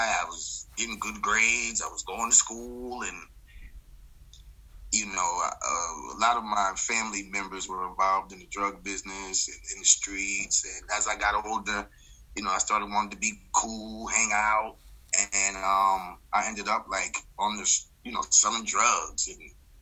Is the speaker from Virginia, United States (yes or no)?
no; Troy, New York, United States; moved away as an adult; now in New York City, United States; I was born and raised in Troy, New York